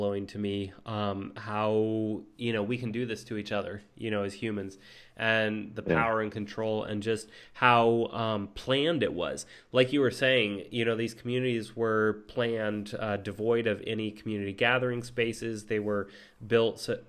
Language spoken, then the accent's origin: English; United States; as an American